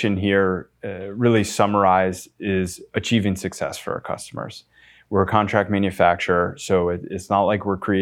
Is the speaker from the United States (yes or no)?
yes; New Jersey, United States; moved away as an adult; also born or lived in California / England; I grew up in New Jersey